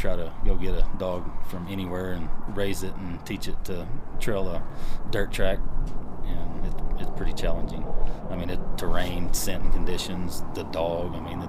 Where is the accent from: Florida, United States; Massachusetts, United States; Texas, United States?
Texas, United States; West; I grew up ranching in West Texas, and I had my first horse when I was 3